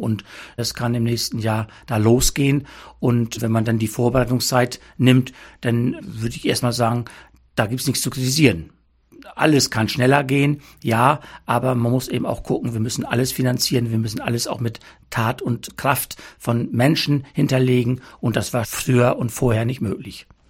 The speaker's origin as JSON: {"language": "German", "town": "Altenhagen I", "region": "Lower Saxony", "country": "Germany", "tie": "born or raised there", "said": "Ich bin bei mir in meinem Heimatort Altenhagen 1 seit November 21 im Ortsrat tätig"}